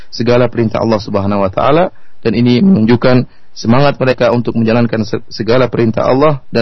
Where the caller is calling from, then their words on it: Sukabumi, West Java, Indonesia; Saya dari Sukabumi, Pak Jailani.